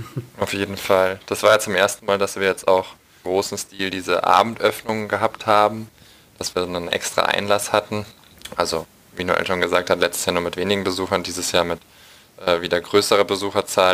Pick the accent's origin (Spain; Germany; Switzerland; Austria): Germany; Munich, Bavaria; ich komme aus München